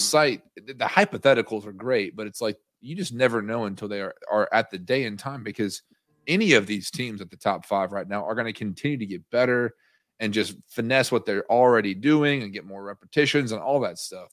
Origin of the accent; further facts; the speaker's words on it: Nashville, Tennessee, United States; I grew up in Nashville